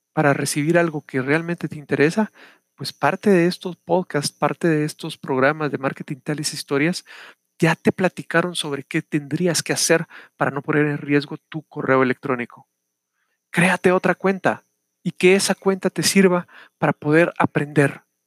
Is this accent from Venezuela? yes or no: no; Guatemala; acá en mi país, Guatemala.